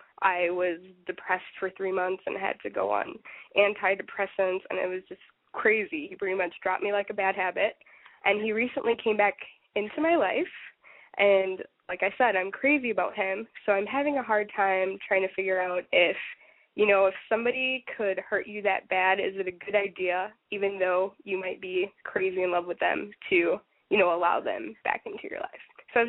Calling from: Minnesota, United States; I'm calling from Minnesota

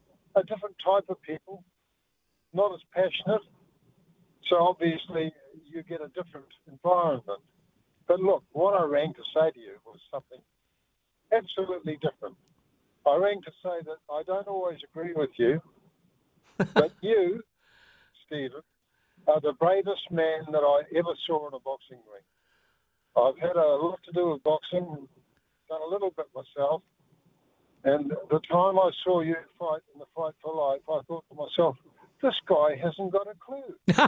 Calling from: Christchurch, Canterbury, New Zealand

